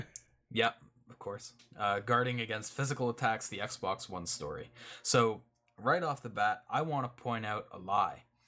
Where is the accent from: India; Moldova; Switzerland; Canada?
Canada; I'm I'm Canadian